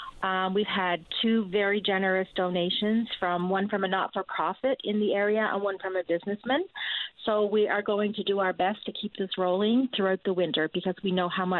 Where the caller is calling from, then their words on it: Fogo Island, Newfoundland and Labrador, Canada; I'm calling from Fogo Island